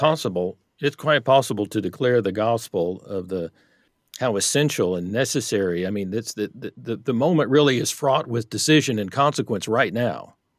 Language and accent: English; Texas, United States; I grew up in Texas in the, in the Bible Belt